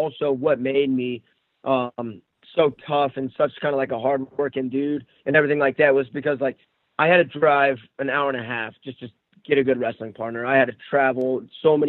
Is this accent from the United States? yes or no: yes; Cheyenne, Wyoming, United States; I'm from Cheyenne, Wyoming.